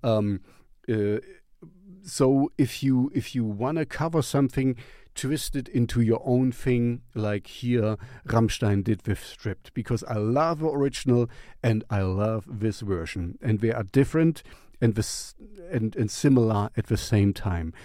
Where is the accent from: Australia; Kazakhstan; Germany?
Germany; English is a second language; back in the East uh, Germany. You know, I grew up in the Russian zone